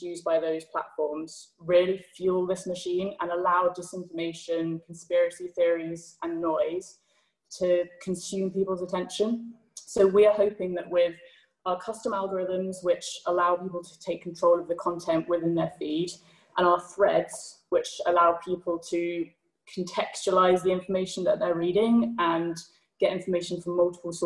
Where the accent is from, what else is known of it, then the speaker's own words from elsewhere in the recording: United Kingdom; as a Brit